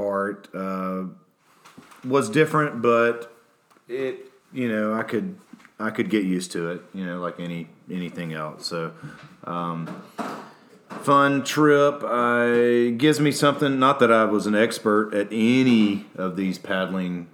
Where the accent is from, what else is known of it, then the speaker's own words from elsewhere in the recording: Alabama, United States; I'm from Alabama